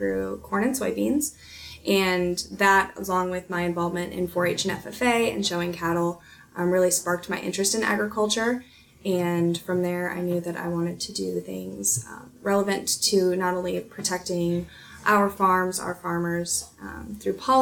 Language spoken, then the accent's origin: English; Harrisburg, South Dakota, United States; I'm originally from Harrisburg, South Dakota